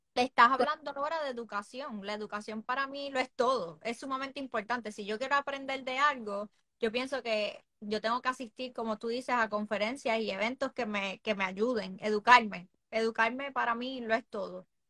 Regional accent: Puerto Rico; nosotros como puertorriqueños

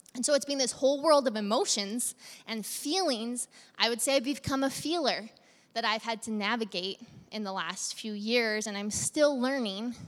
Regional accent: Central Alberta, Canada; now in Medicine Hat, Canada; We're from Central Alberta.

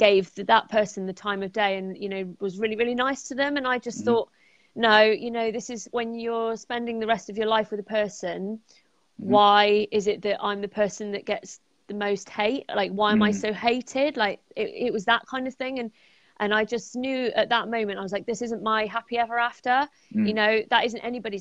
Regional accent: Bristol, South West England, United Kingdom; I'm from Bristol in the United Kingdom

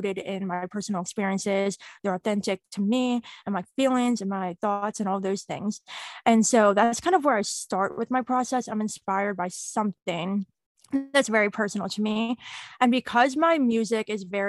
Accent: Pittsburgh, Pennsylvania, United States; I am from Pittsburgh, Pennsylvania.

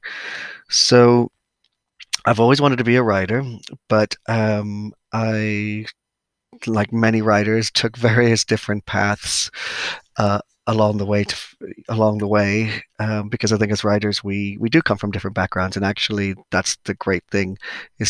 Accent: New York, United States; moved away as an adult; now in Cornwall, United Kingdom; I am originally from New York

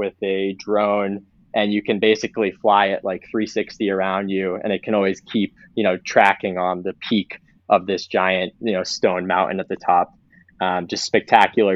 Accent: New Hampshire, United States; growing up in New Hampshire

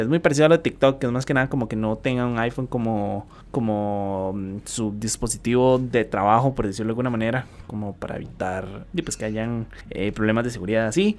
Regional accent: Costa Rica; los ticos

